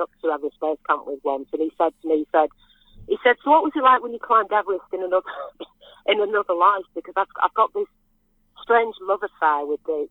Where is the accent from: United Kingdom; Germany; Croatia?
United Kingdom; Ramsbottom, North West England; accent: northern Ramsbottom; moved away as an adult; also born or lived in Ireland / Slovenia; I was born and bred on Bolton Street